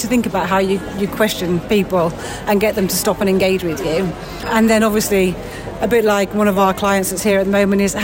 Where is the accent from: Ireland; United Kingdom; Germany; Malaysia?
United Kingdom; we're very British